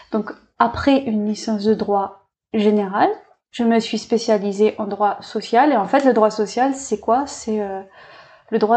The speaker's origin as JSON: {"language": "French", "town": "Bourail", "region": "South Province", "country": "New Caledonia", "tie": "born or raised there", "also_born_or_lived": "Narbonne, France", "said": "je suis née à Narbonne et je suis arrivée sur le territoire quand j'avais deux ans, euh, donc avec ma famille adoptive des Vietnamiens. J'ai grandi euh, dans une famille modeste, dans un cadre heureux. J'ai vécu mon enfance à Bouraille."}